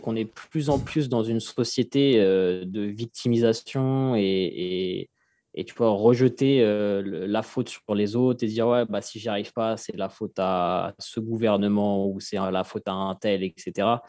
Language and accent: French; Fresnes, Île-de-France, France; j'ai grandi euh, à Fresnes dans le 94